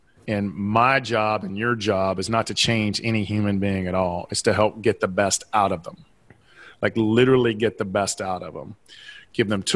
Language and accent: English; Southeastern United States, United States; accent: Southeastern; my Southeastern accent